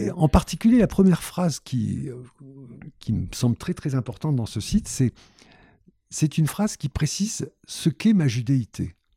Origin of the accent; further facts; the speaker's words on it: Constantine, Constantine Province, Algeria; now in Paris, France; je suis né en Algérie à Constantine, oh, je peux vous le dire, en 1950, en octobre 50